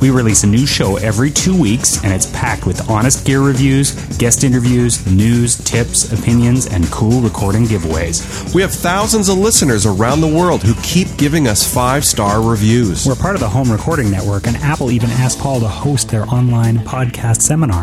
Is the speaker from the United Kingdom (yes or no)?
yes; United Kingdom; I'm British